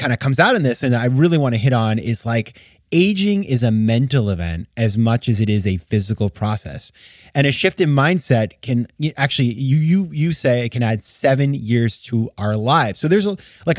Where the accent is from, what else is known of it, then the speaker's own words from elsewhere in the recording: Maine, United States; I grew up skiing. I'm from Maine.